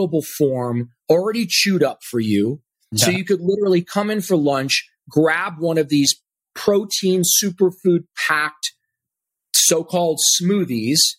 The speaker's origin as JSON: {"language": "English", "region": "Ohio", "country": "United States", "moved": "yes", "lives_now": "Austin, United States", "said": "I'm from Ohio"}